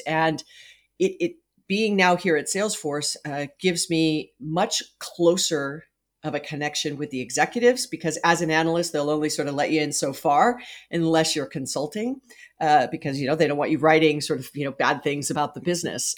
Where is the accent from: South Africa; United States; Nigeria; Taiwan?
United States; Hawaii; moved away as an adult; I was born and raised in Hawaii.